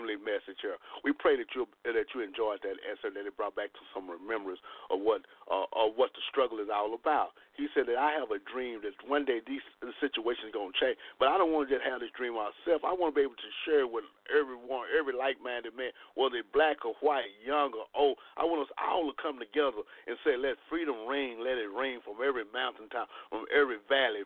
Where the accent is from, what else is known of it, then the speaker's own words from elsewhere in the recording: Dallas, Texas, United States; We're from Dallas now